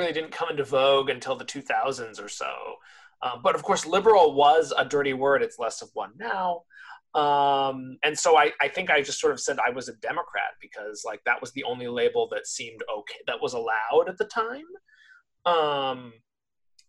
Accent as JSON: {"language": "English", "region": "California", "country": "United States", "tie": "born or raised there", "also_born_or_lived": "Los Angeles", "said": "I grew up in California. I was born in the city of Los Angeles, but spent most of my like growing up years in the suburbs outside"}